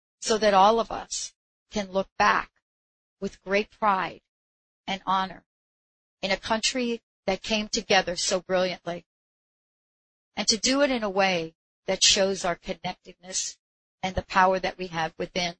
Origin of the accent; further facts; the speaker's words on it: New York, United States; I'm from New York